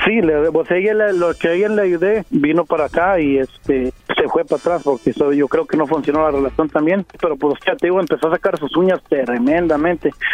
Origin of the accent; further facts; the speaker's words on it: Mexico; moved away; yo soy mexicano.